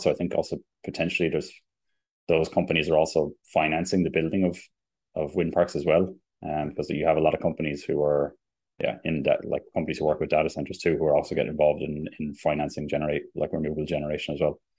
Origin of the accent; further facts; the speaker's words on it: Limerick, Munster, Ireland; moved away as an adult; also born or lived in Germany; now in Sweden; I'm from Limerick